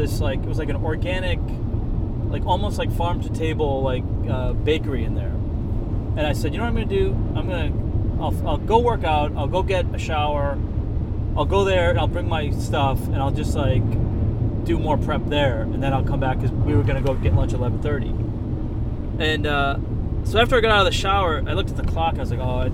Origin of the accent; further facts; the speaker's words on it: New England, United States; moved away; also born or lived in Boston / New York; growing up in New England, you know, living in Boston, having lived in New York